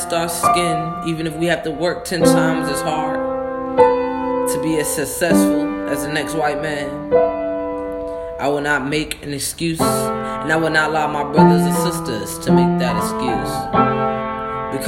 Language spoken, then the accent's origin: English; United States; on our birth certificate, it says we are from the United States of America.